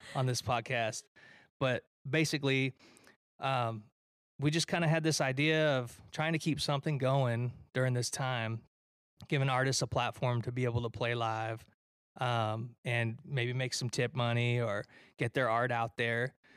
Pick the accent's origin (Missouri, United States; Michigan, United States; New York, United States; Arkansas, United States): Michigan, United States; Detroit; I'm from Detroit, Michigan